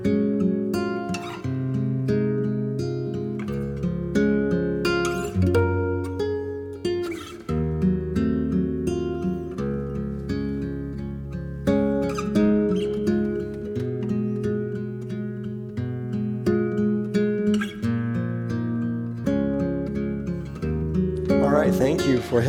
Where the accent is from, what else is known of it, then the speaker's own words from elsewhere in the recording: Los Angeles, California, United States; moved away as an adult; also born or lived in Pella, Iowa; I'm from Los Angeles